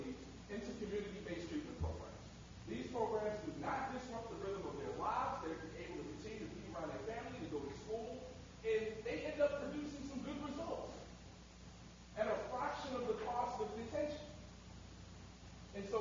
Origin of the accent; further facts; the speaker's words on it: New York City, New York, United States; I'm from East New York, Brooklyn